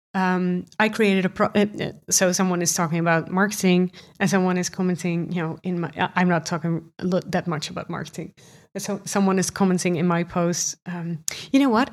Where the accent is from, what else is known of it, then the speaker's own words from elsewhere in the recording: Netherlands; accent: Dutch; English is a second language; I'm from the Netherlands. You can probably hear it from my accent